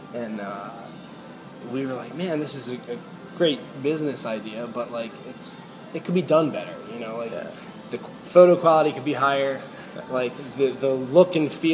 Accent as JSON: {"language": "English", "town": "Catonsville", "region": "Maryland", "country": "United States", "tie": "born or raised there", "also_born_or_lived": "North Carolina", "said": "I am from Baltimore, specifically from Catonsville. I went to Catonsville High School"}